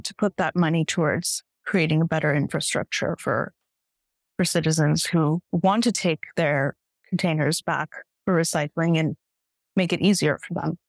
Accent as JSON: {"language": "English", "area": "Bay Area", "region": "California", "country": "United States", "also_born_or_lived": "India / San Francisco", "said": "I'm from the Bay Area originally, so I was in San Francisco for many years"}